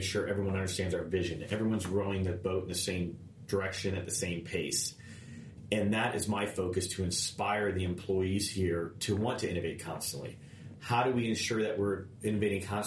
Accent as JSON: {"language": "English", "town": "Clearwater", "region": "Florida", "country": "United States", "tie": "born or raised there", "lives_now": "Tampa, United States", "said": "I grew up in Clearwater. Coming back here"}